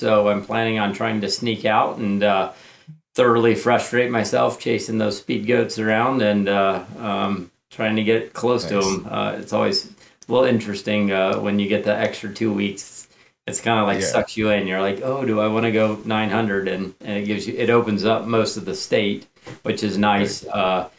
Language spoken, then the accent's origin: English; the Carolinas, United States; moved away; I'm from the Eastern United States